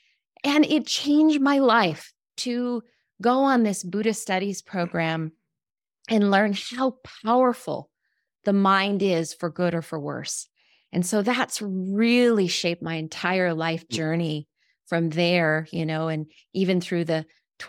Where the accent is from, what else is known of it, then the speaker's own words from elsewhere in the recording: Wyoming, United States; where I grew up in Wyoming, in the middle of nowhere, right?